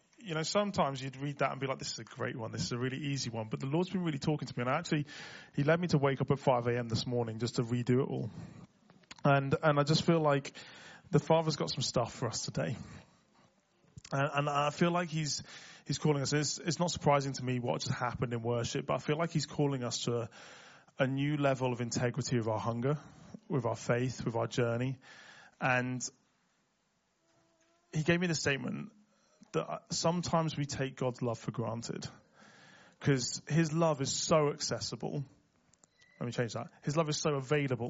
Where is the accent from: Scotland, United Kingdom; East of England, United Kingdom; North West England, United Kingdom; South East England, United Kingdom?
North West England, United Kingdom; Liverpool; accent: Scouse; moved away; I grew up in Liverpool, so I can go fully Scouse